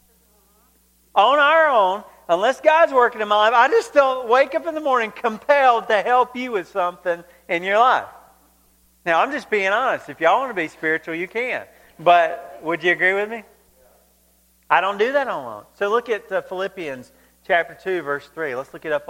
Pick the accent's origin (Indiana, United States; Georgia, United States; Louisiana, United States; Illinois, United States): Georgia, United States; growing up in Georgia